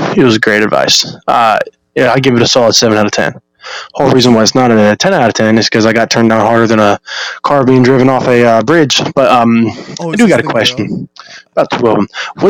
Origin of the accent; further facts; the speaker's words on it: Ohio, United States; You know, obviously, future UFC champ, defending it 15 times. I'm from Ohio.